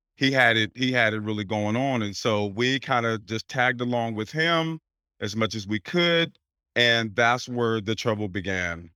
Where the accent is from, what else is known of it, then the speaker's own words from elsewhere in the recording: Portland, Oregon, United States; moved away as an adult; now in Pennsylvania, United States; I'm born and raised in Portland, Oregon, so I've only been out here several months